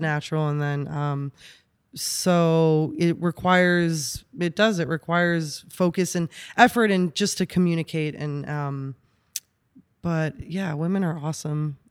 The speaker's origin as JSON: {"language": "English", "region": "New York", "country": "United States", "tie": "born or raised there", "also_born_or_lived": "Austin, Texas", "moved": "as an adult", "lives_now": "Los Angeles, United States", "said": "born and raised in New York"}